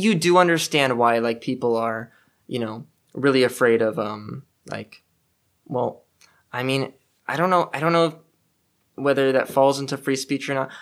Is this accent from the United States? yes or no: yes; Los Angeles, California, United States; moved away; I'm from North Hollywood